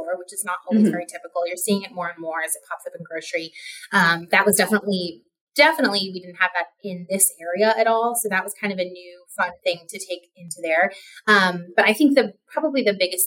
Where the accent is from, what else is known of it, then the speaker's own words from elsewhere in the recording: Modesto, California, United States; I grew up in Modesto